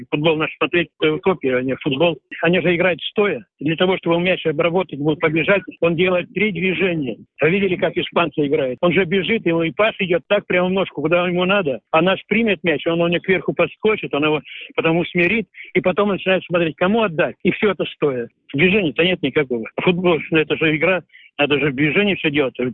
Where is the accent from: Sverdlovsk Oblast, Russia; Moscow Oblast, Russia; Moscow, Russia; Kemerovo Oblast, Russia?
Sverdlovsk Oblast, Russia; Sverdlovsk; moved away; Хоть я и уехал из Свердловска, но все равно я до сих пор остался что родина у меня она есть, есть.